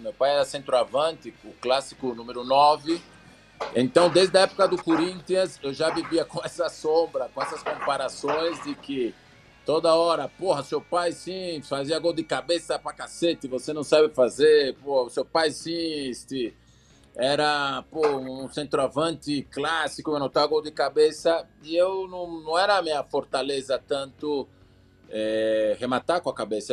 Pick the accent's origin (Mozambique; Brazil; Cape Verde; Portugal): Brazil; São Paulo; moved away as an adult; now in Mexico; lá no Belenzinho, onde eu fui criado